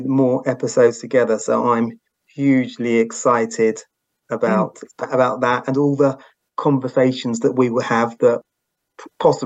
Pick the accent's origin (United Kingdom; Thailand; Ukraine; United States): United Kingdom; accent: UK; So I'm UK born and bred